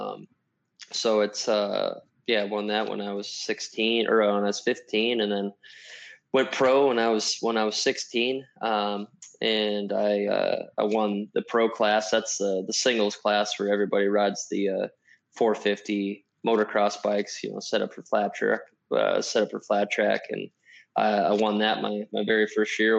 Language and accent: English; Washington, United States; I grew up in Washington State, the northwest corner of the United States.